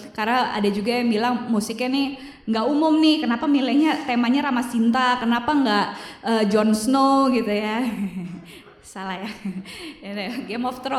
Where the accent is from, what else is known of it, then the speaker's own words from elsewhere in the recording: Indonesia; saya lahir dan tumbuh di negara Indonesia yang begitu kaya akan budayanya